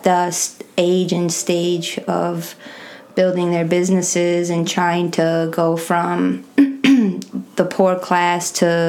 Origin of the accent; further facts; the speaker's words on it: Chicago, Illinois, United States; also born or lived in Athens, Greece; now in San Diego, United States; I was born in Athens, Greece.